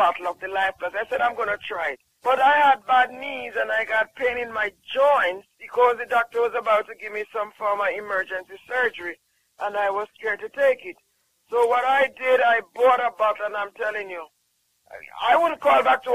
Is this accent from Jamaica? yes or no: yes; Jamaica; I'm from Jamaica